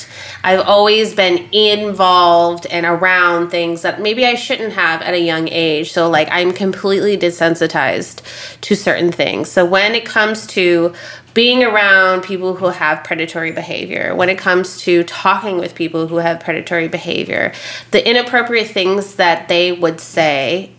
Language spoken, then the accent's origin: English; Las Vegas, Nevada, United States; Okay, so like again, we're from Vegas.